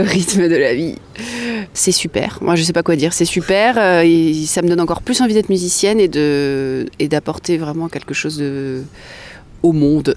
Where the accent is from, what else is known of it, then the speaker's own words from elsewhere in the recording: Nancy, Grand Est, France; now in Bordeaux, France; Nancy, ma terre natale, euh, que j'affectionne particulièrement